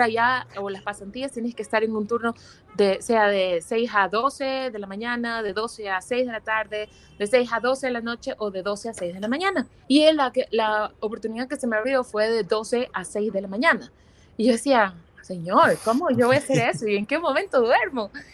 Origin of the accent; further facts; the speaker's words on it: Guayaquil, Guayas, Ecuador; moved away as an adult; now in Quito, Ecuador; yo soy de Guayaquil